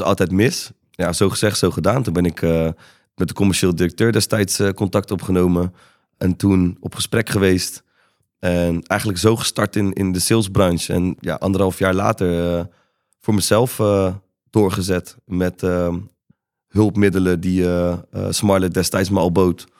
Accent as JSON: {"language": "Dutch", "town": "'s-Hertogenbosch", "region": "North Brabant", "country": "Netherlands", "tie": "born or raised there", "also_born_or_lived": "Breda / Amsterdam", "moved": "yes", "said": "Ben opgegroeid in eh, Den Bosch"}